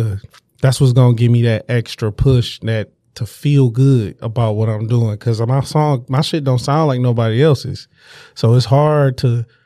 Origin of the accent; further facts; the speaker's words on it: Detroit, Michigan, United States; I'm from the Lower East Side, but we call it downtown